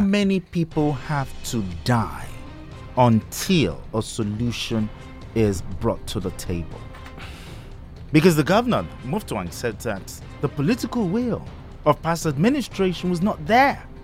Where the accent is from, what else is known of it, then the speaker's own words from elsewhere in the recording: Ijebu-Ode, Ogun State, Nigeria; now in Abeokuta, Nigeria; my hometown, which is Ijebuodi